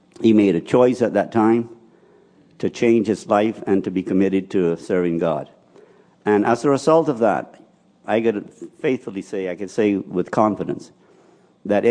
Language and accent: English; Spanish Wells, Eleuthera, Bahamas; I was born and raised in Spanish Wells